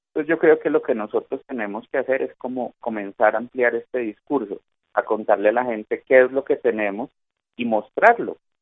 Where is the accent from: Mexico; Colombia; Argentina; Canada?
Colombia; Nosotros en Colombia